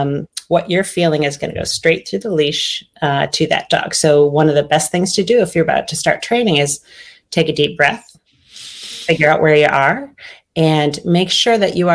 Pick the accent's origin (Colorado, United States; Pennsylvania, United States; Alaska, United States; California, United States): Pennsylvania, United States; also born or lived in Michigan / Minnesota / Illinois; now in Virginia, United States; I was born in Michigan, moved to Minnesota, and then Illinois, and then Pennsylvania. And my family is still in Pennsylvania, and I'm in Virginia now.